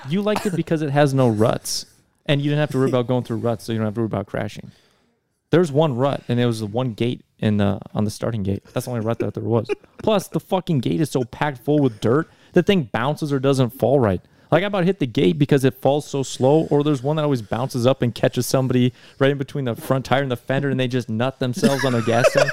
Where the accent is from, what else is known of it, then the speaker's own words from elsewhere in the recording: North Dakota, United States; North Dakota.